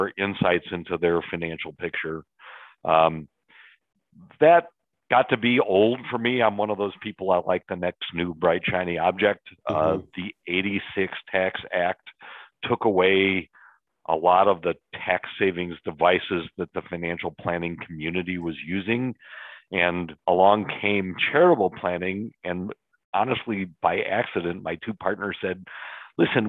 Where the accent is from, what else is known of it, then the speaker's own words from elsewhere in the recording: Chicago, Illinois, United States; born and raised in Chicago, lived here my entire life